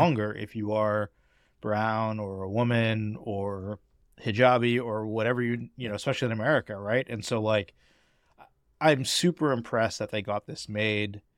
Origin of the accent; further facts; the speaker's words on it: Boston, Massachusetts, United States; I grew up in Boston.